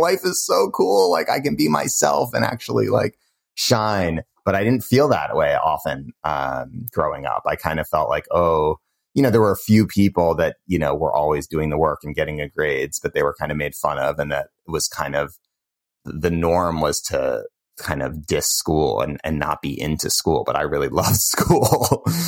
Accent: Cambridge, Massachusetts, United States; moved away; also born or lived in Bay Area, California; I grew up in Cambridge, Massachusetts

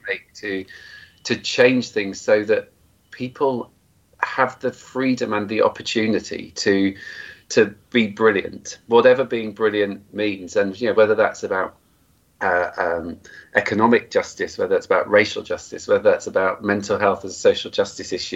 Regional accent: Cornwall, South West England, United Kingdom; I grew up in Cornwall uh, in the 70s and 80s.

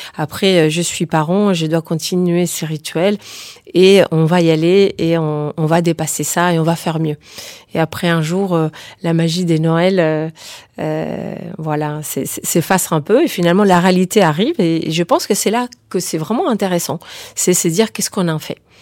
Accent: Spain; je suis espagnole aussi

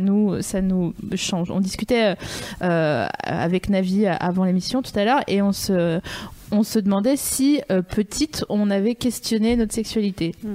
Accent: Vosges, Grand Est, France; je viens des Vosges

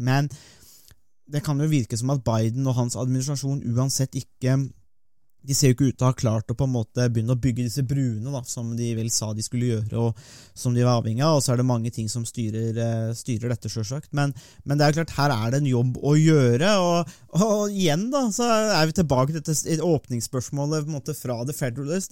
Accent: Norway; vi har den interessen som nordmenn

